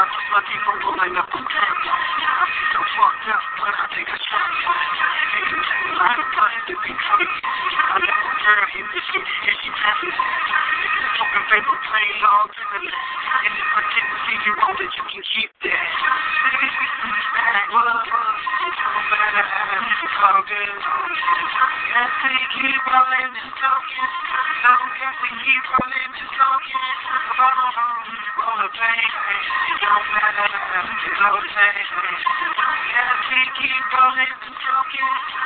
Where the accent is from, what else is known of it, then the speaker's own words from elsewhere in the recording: Milwaukee, Wisconsin, United States; my hometown, Milwaukee, Wisconsin